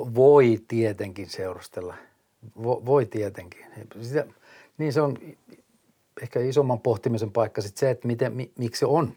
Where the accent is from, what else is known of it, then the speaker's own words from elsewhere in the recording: Forssa, Kanta-Häme, Finland; also born or lived in Tampere / Hämeenlinna; now in Turku, Finland; Forssasta kotoisin